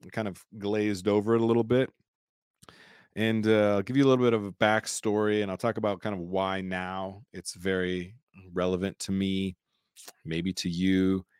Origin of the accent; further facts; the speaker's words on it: California, United States; also born or lived in Germany; So I grew up in Southern California, mostly. Had some of my youth in Germany as well.